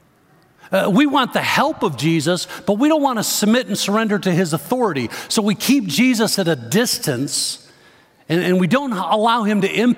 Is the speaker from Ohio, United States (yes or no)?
no; Chicago, Illinois, United States; Growing up in the Chicago area, I remember driving along the Dan Ryan Expressway into downtown Chicago